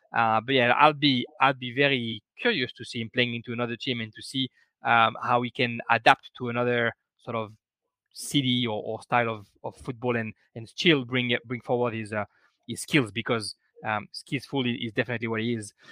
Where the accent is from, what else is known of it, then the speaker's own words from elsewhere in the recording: France; I am I am from France